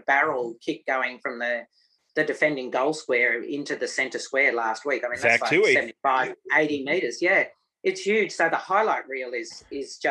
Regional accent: New South Wales, Australia; now in Victoria, Australia; I grew up in New South Wales

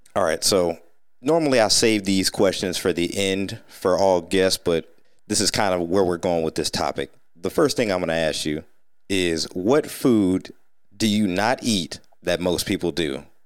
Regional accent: Sandusky, Ohio, United States; moved away as an adult; also born or lived in Atlanta; growing up in Sandusky, like you said, Pizza House, what, we had something on every corner of this tiny town

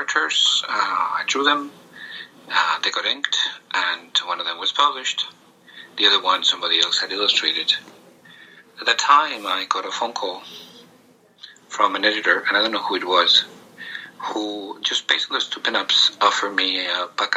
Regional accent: Spain; When I was growing up in Spain

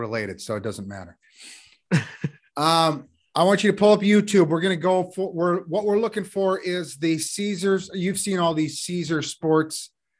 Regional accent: United States; I'm an American, so I say schedule.

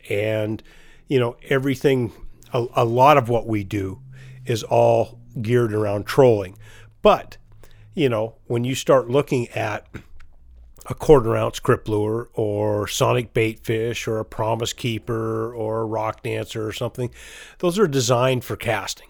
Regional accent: Chelan, Washington, United States; I grew up in, in Lake Chelan

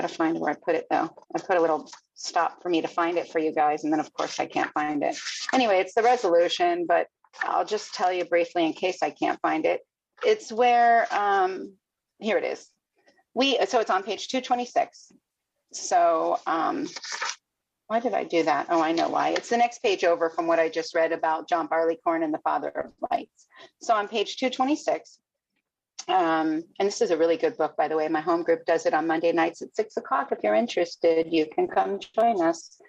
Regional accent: Fort Lauderdale, Florida, United States; also born or lived in Miami; now in Sebastian, United States; I grew up down in Fort Lauderdale, man. I'm four generations growing up in Miami

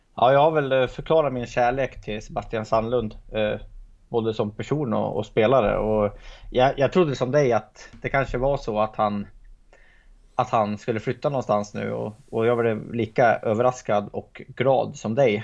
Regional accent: Hälsingland, Gävleborg County, Sweden; som hälsing

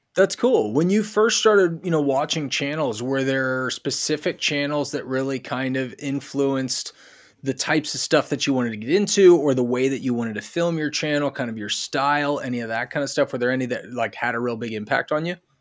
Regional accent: United States; us Americans

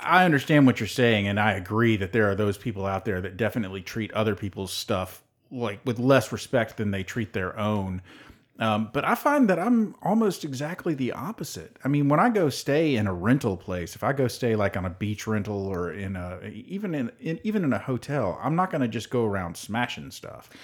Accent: Tennessee, United States; we're from Tennessee

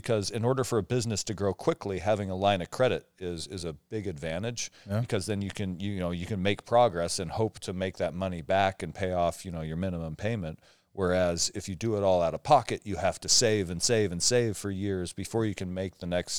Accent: Omak, Washington, United States; I grew up in Omak, Washington, right? It was a town of 5,000 people.

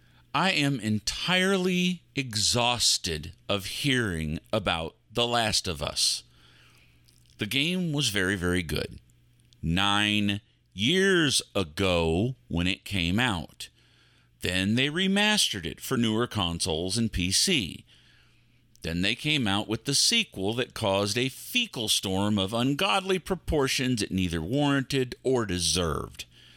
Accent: Texas, United States; I'm a Texan. I love dogs.

